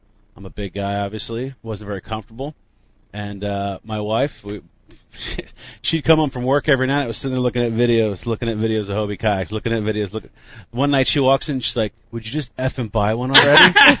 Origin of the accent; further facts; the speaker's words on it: Jefferson Township, New Jersey, United States; I'm from North Jersey originally. I grew up Jefferson Township, Lake Opacon. moved all around New Jersey, but I'm a Jersey guy. I've been here my whole life